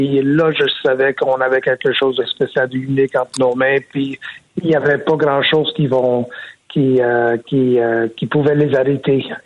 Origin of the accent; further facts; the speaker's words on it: Montreal, Quebec, Canada; gagner un championnat dans ma ville natale